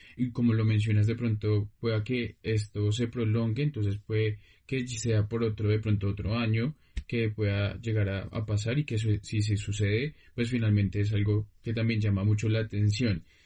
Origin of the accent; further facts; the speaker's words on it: Colombia; a nosotros como colombianos